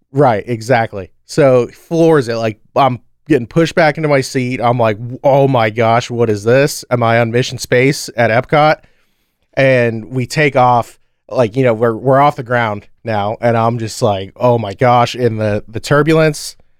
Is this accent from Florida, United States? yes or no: yes; Orlando, Florida, United States; we grew up in Orlando